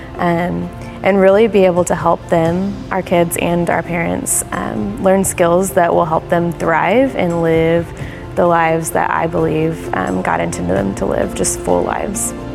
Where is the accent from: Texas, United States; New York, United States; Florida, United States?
Texas, United States; Houston; also born or lived in College Station, Texas; I was born and raised in Houston. I grew up in Clear Lake with my family